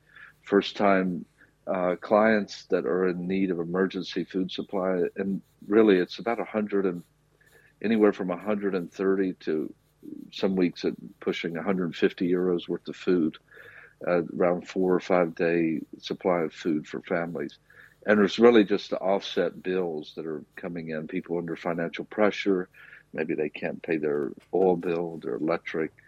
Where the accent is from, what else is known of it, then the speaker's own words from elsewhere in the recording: rural South, United States; now in Cork, Ireland; I'm from America. I grew up in the rural South.